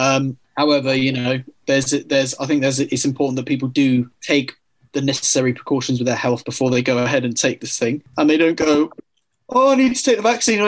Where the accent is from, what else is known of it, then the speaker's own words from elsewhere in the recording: United Kingdom; I'm British